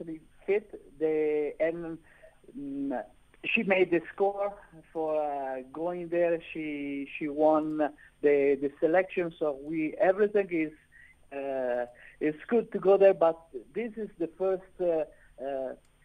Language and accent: English; Milan, Lombardy, Italy; now in South Africa; I'm from Milano